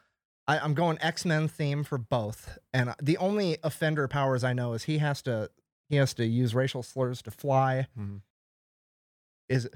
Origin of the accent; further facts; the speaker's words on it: Iowa, United States; also born or lived in California; I just grew up in Iowa.